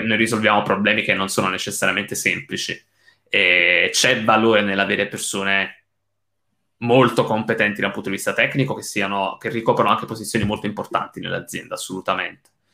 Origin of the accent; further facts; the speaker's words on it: Italy; moved away as an adult; now in England, United Kingdom; sono emigrato dall'Italia, um, io, so, io, sono basato in Inghilterra